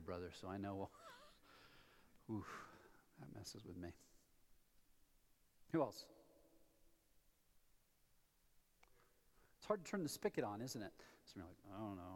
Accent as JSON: {"language": "English", "town": "Columbus", "region": "Ohio", "country": "United States", "also_born_or_lived": "Colorado Front Range", "moved": "as an adult", "lives_now": "Colorado, United States", "said": "I moved here from Columbus, Ohio, home of the Ohio State University"}